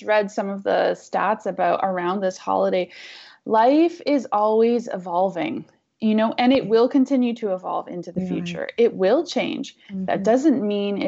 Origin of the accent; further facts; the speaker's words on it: Canada; as a Canadian, we have a very different perspective